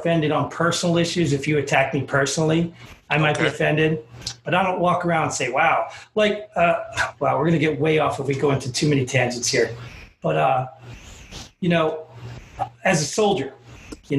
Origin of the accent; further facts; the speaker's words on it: the North, United States; I'm from the North